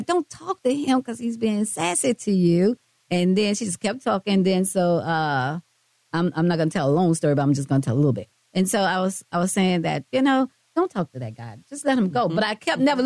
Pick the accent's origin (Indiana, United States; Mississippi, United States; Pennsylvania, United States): Mississippi, United States; moved away; I'm from Mississippi. But I've been here a long, long time